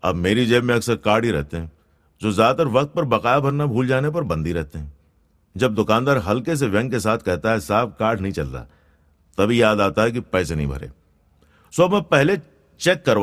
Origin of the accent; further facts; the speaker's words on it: Gujarat, India; first language Gujarati; Hindi is a second language; और गुजराती में यानी मेरी भाषा में जाने वाले के लिए भी आखिरी शब्द होता है